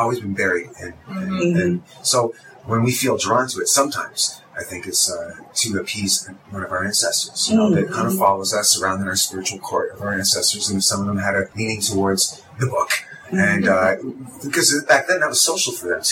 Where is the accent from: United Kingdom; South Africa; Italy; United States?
United Kingdom; Glasgow, Scotland; moved away; I was born in Glasgow